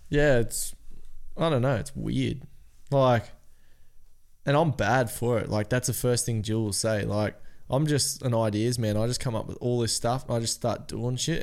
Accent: Cairns, Queensland, Australia; We're from Cairns

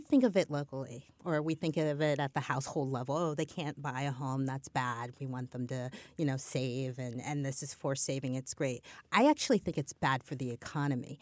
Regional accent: Midwest, United States; I'm a Midwesterner

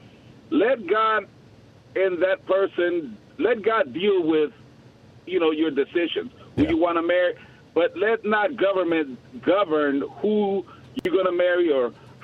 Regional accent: New York, United States; now in Arlington, Texas, United States; I'm a New Yorker. I was born in New York, parents from Puerto Rico

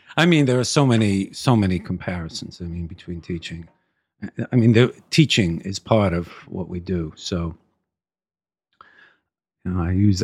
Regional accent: New York City, New York, United States; I grew up in Brooklyn, correct.

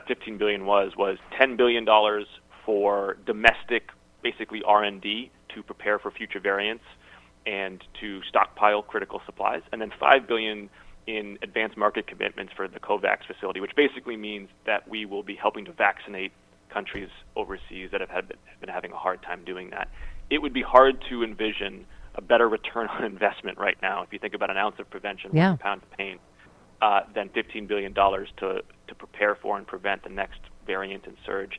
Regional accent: Massachusetts, United States; my home state of Massachusetts

